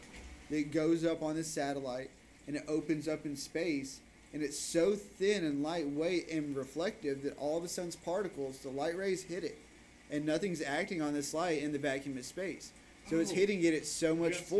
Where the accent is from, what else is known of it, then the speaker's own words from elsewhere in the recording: United States; I love living here. I love being an American